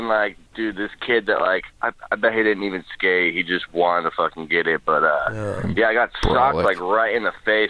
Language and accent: English; South Carolina, United States; now in Oakland, United States; I'm from South Carolina originally, but I went to Tampa Pro when I was like 13 or 14